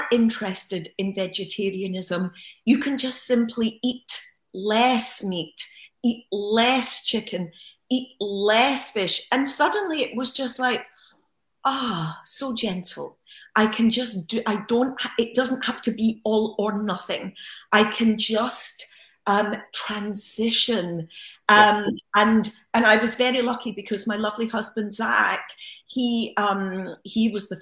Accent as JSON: {"language": "English", "town": "Glasgow", "region": "Scotland", "country": "United Kingdom", "tie": "born or raised there", "also_born_or_lived": "Los Angeles", "moved": "yes", "said": "as a young child growing up in Glasgow"}